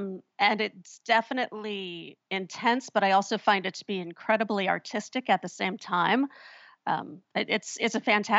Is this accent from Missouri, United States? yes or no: no; Chicago, Illinois, United States; moved away as an adult; now in New Orleans, United States; I'm from Chicago originally, and my husband and I always knew we wanted to move to New Orleans, but we were able to do it sooner than we thought.